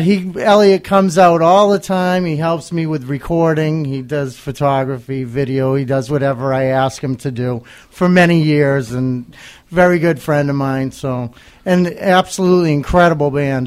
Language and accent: English; New Bedford, Massachusetts, United States; here in New Bedford, uh, my hometown now